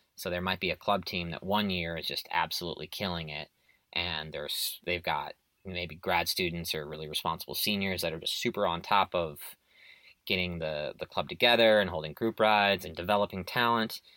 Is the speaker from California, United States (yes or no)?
no; Illinois, United States; now in Texas, United States; I grew up in Illinois